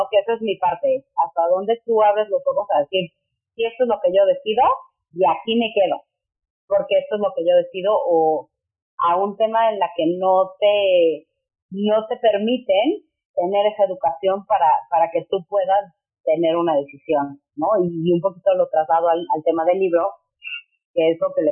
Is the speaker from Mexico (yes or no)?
yes; Mexico City, Mexico; yo soy de la Ciudad de México, México, y tengo una familia muy tradicionalista